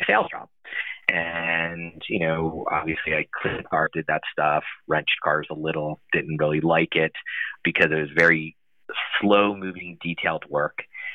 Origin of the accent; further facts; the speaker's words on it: Ocean City, New Jersey, United States; I grew up in Ocean City, New Jersey